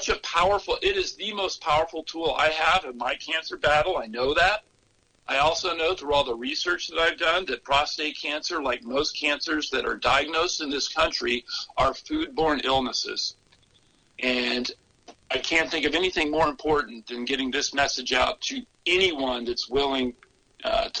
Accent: the South, United States; moved away; also born or lived in California; I grew up in the South, and I had grown up and lived the traditional standard American diet

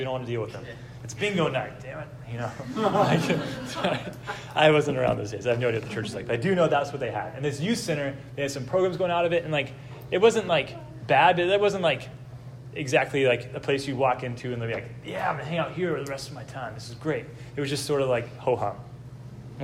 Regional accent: Dallas, Texas, United States; now in Columbus, United States; I grew up in Dallas, Texas

